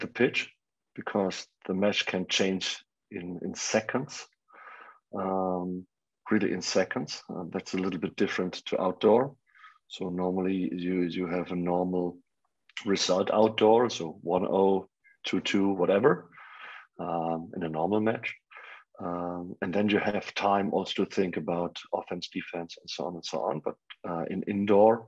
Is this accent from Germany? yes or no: yes; Germany; English is a second language; my hometown and my homeland, Germany